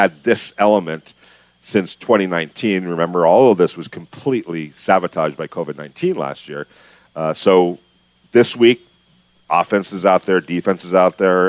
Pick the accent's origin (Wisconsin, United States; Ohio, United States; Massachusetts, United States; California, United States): California, United States; Ventura; growing up in Ventura